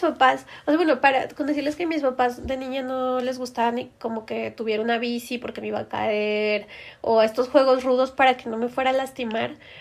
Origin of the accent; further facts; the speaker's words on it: Torreón, Coahuila, Mexico; moved away as an adult; now in Mexico City, Mexico; soy de Torreón